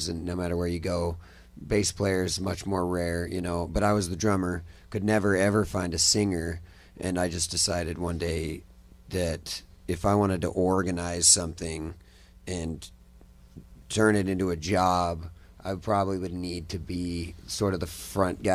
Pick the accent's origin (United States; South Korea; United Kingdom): United States; Utah; moved away as an adult; also born or lived in Nashville, Tennessee / Salt Lake City / Los Angeles; now in Austin, United States; I'm originally from Utah. Kind of all over Utah. I just lived in all the little small towns in Utah